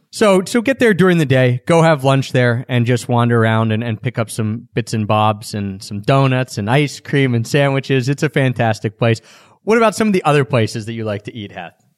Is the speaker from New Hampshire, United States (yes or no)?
no; Philadelphia, Pennsylvania, United States; I'm from Philadelphia